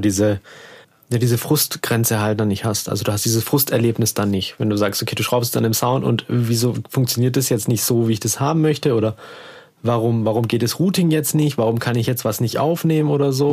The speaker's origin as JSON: {"language": "German", "town": "Heidenheim an der Brenz", "region": "Baden-Württemberg", "country": "Germany", "said": "da wo ich herkomme, aus Heidenheim an der Brenz"}